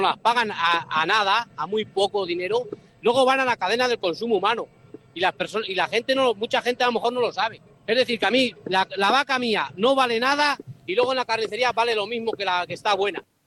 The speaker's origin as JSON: {"language": "Spanish", "area": "a village near El Barco de Ávila", "region": "Castile and León", "country": "Spain", "said": "Yo soy de un pueblo cerca de Barco de Ávila, en mi pueblo"}